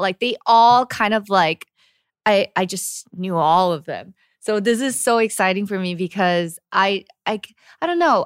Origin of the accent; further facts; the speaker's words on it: United States; now in South Korea; as an American